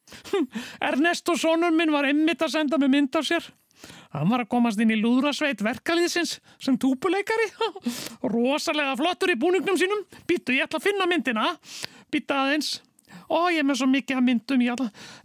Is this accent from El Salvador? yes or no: yes; El Salvador; Icelandic is a second language; now in Iceland; Nei, ég er frá El Salvador.